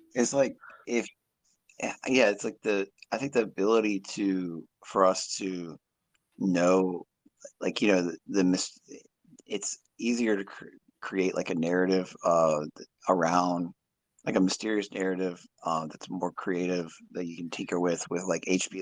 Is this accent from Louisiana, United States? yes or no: no; Virginia, United States; I'm from Virginia